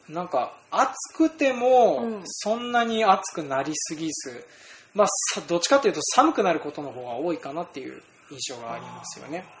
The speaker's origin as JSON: {"language": "Japanese", "region": "Hokkaido", "country": "Japan", "said": "僕ら北海道民"}